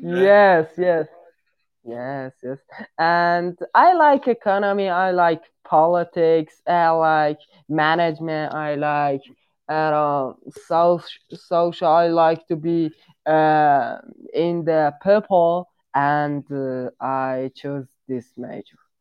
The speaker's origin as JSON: {"language": "English", "country": "Iran", "second_language": "English", "said": "I'm from Iran."}